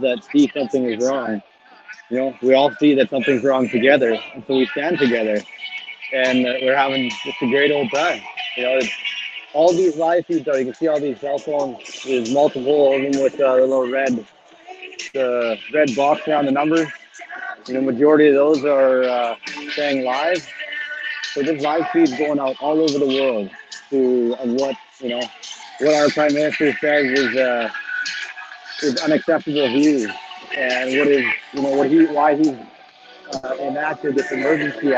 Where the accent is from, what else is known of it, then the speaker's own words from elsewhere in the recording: Canada; we're Canadian